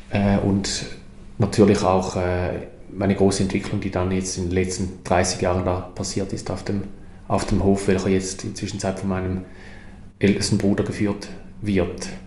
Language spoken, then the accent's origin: German; Mosnang, St. Gallen, Switzerland; Ich wuchs auf einem kleinen Bauernhof in der Toggenburger Gemeinde Mosnang auf, mit, zusammen mit sechs Geschwistern.